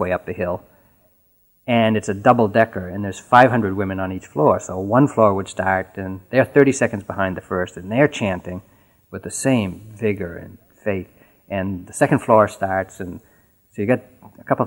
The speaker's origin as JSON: {"language": "English", "region": "New England", "country": "United States", "tie": "born or raised there", "said": "I was born and raised in New England, and I really hadn't left New England much at all in my life."}